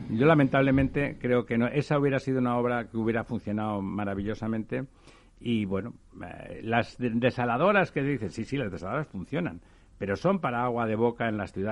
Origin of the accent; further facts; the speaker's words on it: Catalonia, Spain; yo como soy catalán